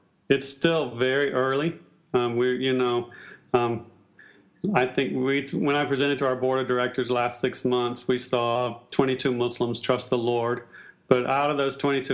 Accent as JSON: {"language": "English", "region": "South Carolina", "country": "United States", "also_born_or_lived": "Southeast Asia", "moved": "as an adult", "lives_now": "New York City, United States", "said": "I'm from South Carolina originally"}